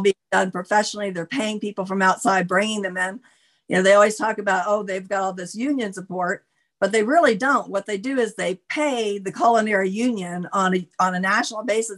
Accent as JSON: {"language": "English", "region": "Florida", "country": "United States", "tie": "born or raised there", "moved": "yes", "said": "I grew up in Florida"}